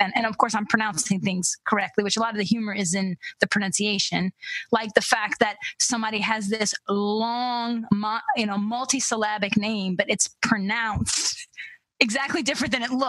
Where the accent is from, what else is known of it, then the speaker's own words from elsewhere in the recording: United States; as an American, I struggle with that.